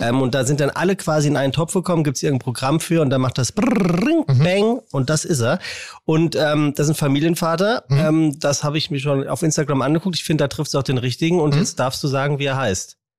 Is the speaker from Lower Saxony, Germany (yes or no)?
no; Frankfurt, Hesse, Germany; in meiner Heimat in, ja. in Frankfurt. Ich bin ja tatsächlich in Frankfurt geboren